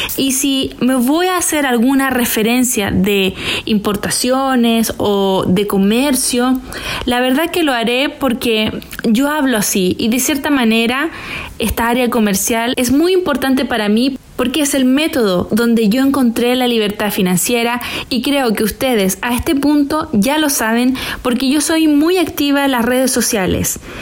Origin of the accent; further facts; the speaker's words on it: Chile; moved away as an adult; also born or lived in China / Hong Kong; a mi vuelta a Chile en el año 2020